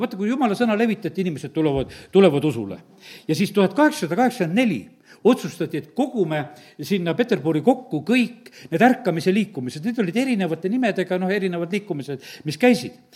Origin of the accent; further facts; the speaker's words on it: Estonia; me oleme eestlased